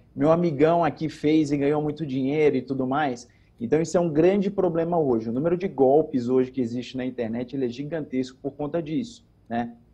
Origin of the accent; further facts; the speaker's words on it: Pernambuco, Brazil; now in Campinas, Brazil; Eu sou pernambucano, né? Sim. Graças a Deus, radicado no estado de São Paulo